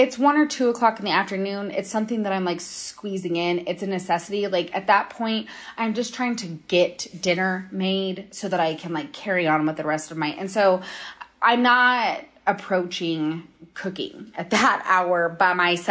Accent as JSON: {"language": "English", "region": "Minnesota", "country": "United States", "tie": "born or raised there", "moved": "yes", "lives_now": "Denver, United States", "said": "growing up in Minnesota"}